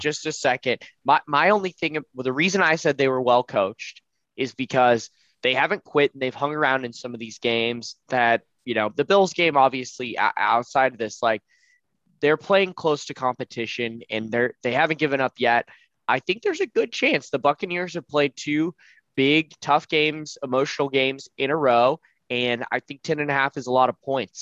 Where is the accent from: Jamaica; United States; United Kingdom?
United States; Texas; as a Texan